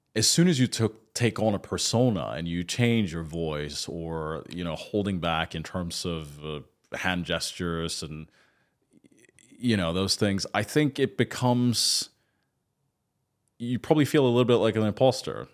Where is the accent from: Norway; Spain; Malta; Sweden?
Sweden; moved away as an adult; also born or lived in United Kingdom; now in Dubai, United Arab Emirates; I grew up in Scandinavia and my dad's Swedish.